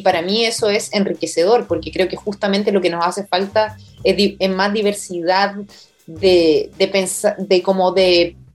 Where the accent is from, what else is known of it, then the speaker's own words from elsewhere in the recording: Chile; nuestra herencia como chilenos